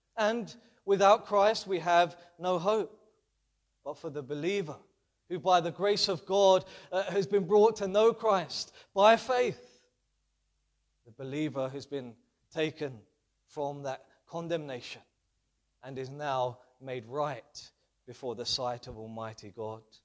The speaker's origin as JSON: {"language": "English", "region": "London", "country": "United Kingdom", "tie": "born or raised there", "said": "being a Londoner and growing up in London"}